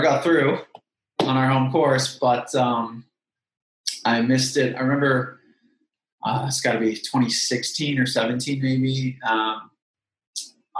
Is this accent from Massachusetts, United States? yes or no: yes; Massachusetts, United States; I'm from Massachusetts